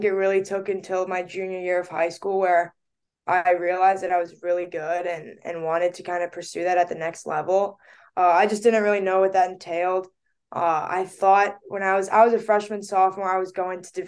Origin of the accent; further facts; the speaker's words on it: Bethesda, Maryland, United States; I grew up in Bethesda, Maryland